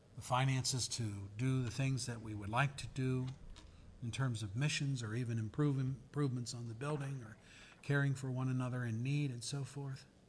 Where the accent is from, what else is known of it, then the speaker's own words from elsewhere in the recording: Pennsylvania, United States; I'm from Pennsylvania